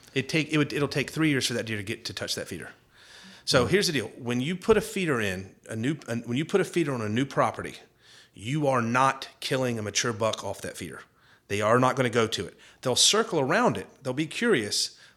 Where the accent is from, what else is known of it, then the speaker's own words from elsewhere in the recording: the South, United States; Like, as a Southerner, and I would say Texans are Southerners